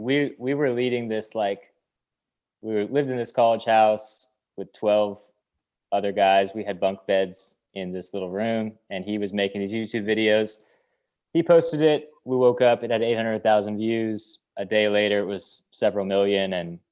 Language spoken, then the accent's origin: English; Tacoma, Washington, United States; South of Seattle, Tacoma, Washington.